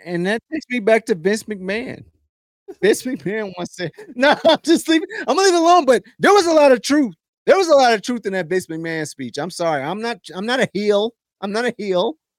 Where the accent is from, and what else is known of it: United States